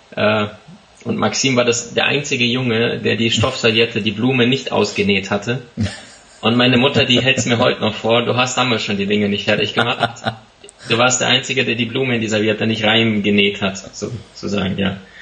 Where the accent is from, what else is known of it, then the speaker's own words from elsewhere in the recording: Siberia, Russia; now in Germany; ich bin tatsächlich im Ausland in Sibirien geboren